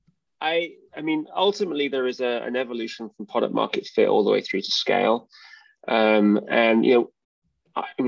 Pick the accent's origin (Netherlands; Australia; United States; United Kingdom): United Kingdom; moved away; as you can probably tell by my accent. I'm from the UK.